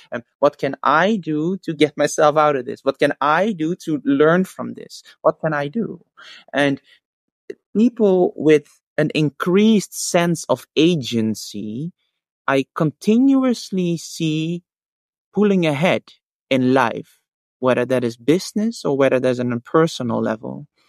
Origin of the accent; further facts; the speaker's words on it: Netherlands; also born or lived in Australia; I came back eventually to the Netherlands because I felt that my my heart was in Europe